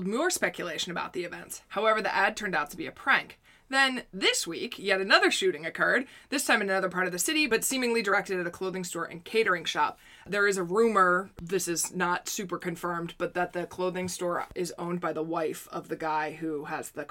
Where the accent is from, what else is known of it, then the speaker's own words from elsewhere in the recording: United States; now in Netherlands; as an American